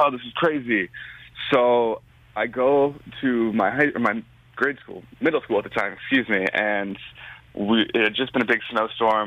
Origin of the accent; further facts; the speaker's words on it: Glen Ellyn, Illinois, United States; I grew up right outside of Chicago in a little town called Glen Ellen.